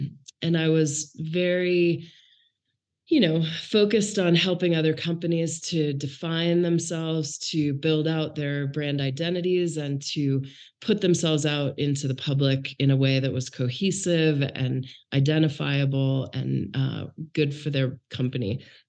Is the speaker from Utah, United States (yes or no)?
no; Maine, United States; So really, I grew up in Maine. My dad worked for the Bank of Maine and moved. We moved 11 times while I was growing up. So I can't really tell you a town.